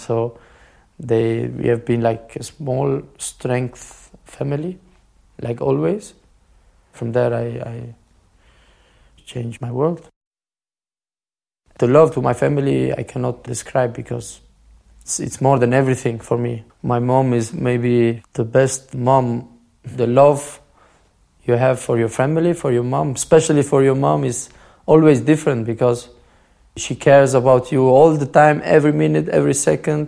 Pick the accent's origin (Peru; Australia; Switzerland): Switzerland; English is a second language; also born or lived in Kosovo; I'm Swiss and I grew up in Switzerland and I love this country